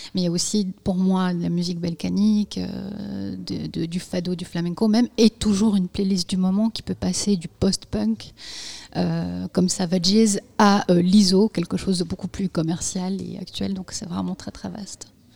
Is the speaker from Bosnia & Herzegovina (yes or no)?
yes; Bosnia & Herzegovina; moved away; j'en parle une, puisque je suis née en Bosnie-Herzégovine